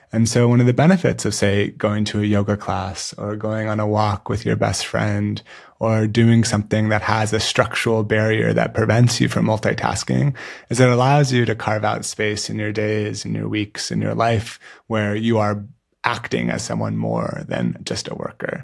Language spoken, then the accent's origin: English; San Francisco, California, United States; the San Francisco Giants, my hometown baseball team